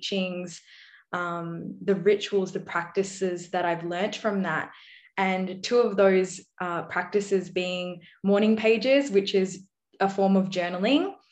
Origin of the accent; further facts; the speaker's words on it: Australia; my background being Indian and I'm Aussie born. So between Australian and Indian culture, I felt very stuck